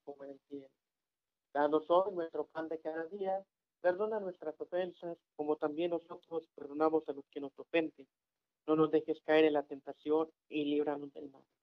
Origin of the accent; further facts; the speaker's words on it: Ciudad Victoria, Tamaulipas, Mexico; Yo soy tamaulipeco, para los que no saben, soy de Victoria